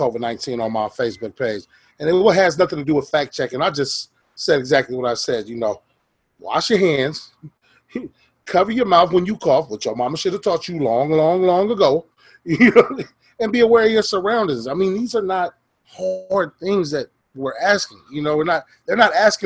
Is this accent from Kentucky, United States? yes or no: no; Oakland, California, United States; me and Dwayne, we grew up out here in Oakland